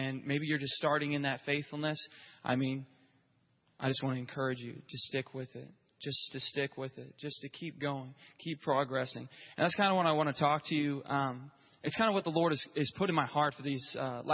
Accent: Grove, Oklahoma, United States; It was in Grove, Oklahoma. I don't know if you've ever been there, but that's where I grew up

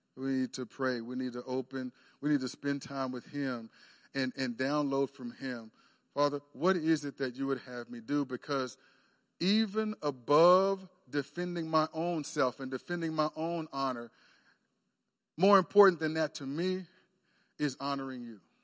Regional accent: Texas, United States; moved away as an adult; now in Oklahoma, United States; I grew up in Texas

